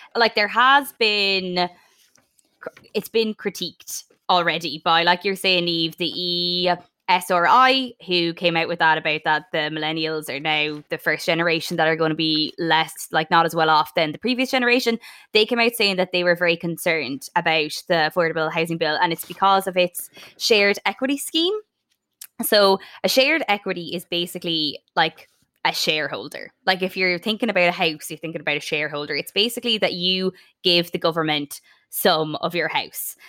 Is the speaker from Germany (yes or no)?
no; Sligo, Connacht, Ireland; my home town of Sligo